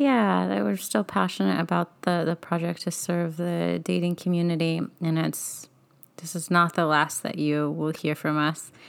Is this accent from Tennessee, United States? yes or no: no; Bakersfield, California, United States; moved away; growing up in Bakersfield